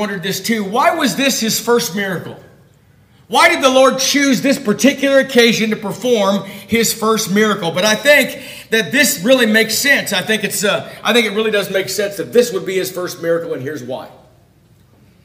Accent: Ventura, California, United States; I grew up in the Ventura area.

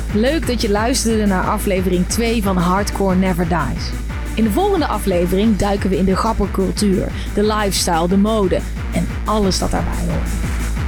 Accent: Uden, North Brabant, Netherlands; ik kom uit Uden

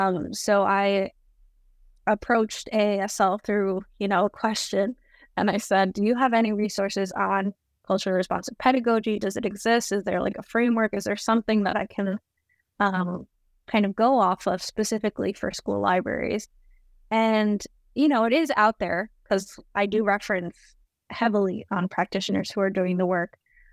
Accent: North Arlington, New Jersey, United States; I grew up in North Jersey in a tiny borough of North Arlington. I went to public high school.

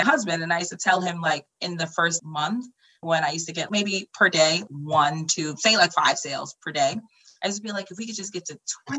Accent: Flushing, New York, United States; I grew up in Flushing in co-op buildings.

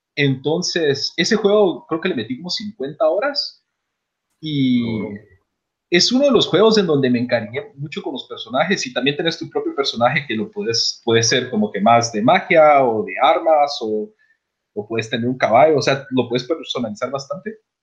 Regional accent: Guatemala; now in United States; nosotros tres somos de Guatemala

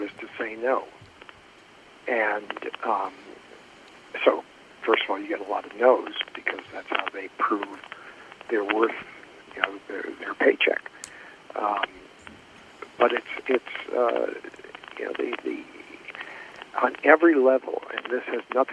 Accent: Springfield, Massachusetts, United States; moved away as an adult; I grew up in Springfield, Massachusetts

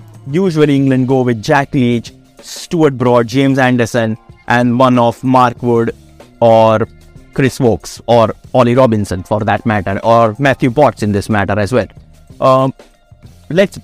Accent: India; I am an Indian.

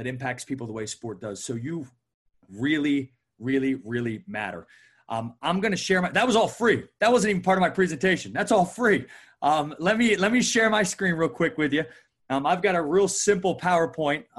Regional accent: right outside of Philly, New Jersey, United States; moved away as an adult; also born or lived in Chattanooga, Tennessee; I was born and raised right outside of Philly.

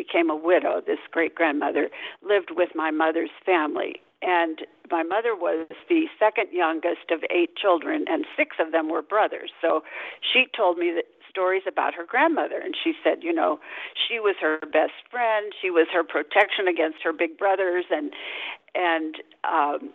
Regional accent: St. Louis, Missouri, United States; moved away as an adult; also born or lived in Lima, Peru / New England; I grew up in St. Louis, Missouri, where part of this current novel is set, in a large family, the oldest of seven children.

